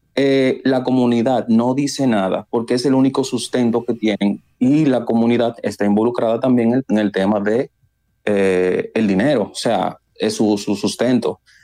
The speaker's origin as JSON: {"language": "Spanish", "region": "San Cristóbal", "country": "Dominican Republic", "tie": "born or raised there", "moved": "yes", "said": "en mi pueblo San Cristóbal"}